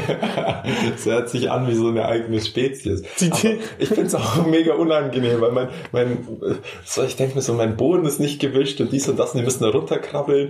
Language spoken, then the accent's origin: German; Memmingen, Bavaria, Germany; Die Stadt, wo ich herkomme